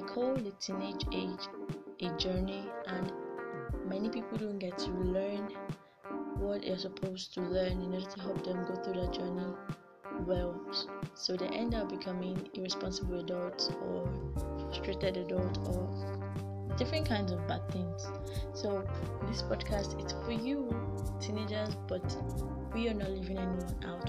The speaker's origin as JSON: {"language": "English", "country": "Nigeria", "said": "I'm 17 years old and I'm a Nigerian."}